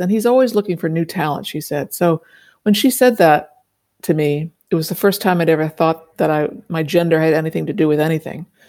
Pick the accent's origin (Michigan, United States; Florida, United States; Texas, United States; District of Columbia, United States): District of Columbia, United States; Washington; I grew up in Washington, D C